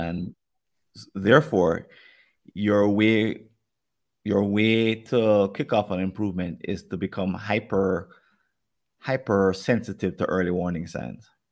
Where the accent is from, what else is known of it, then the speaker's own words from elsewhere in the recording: Jamaica; accent: Jamaican; my Jamaican accent